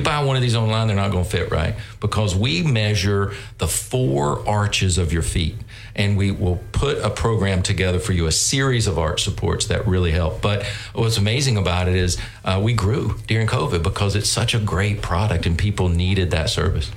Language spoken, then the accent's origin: English; North Carolina, United States; moved away as an adult; I grew up in North Carolina, um, and um, you know, just loved growing up in a small town, North Carolina, textile town